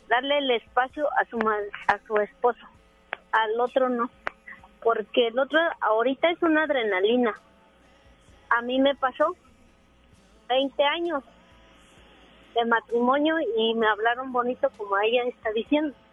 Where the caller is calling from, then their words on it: Monterrey, Nuevo León, Mexico; del centro de Monterrey.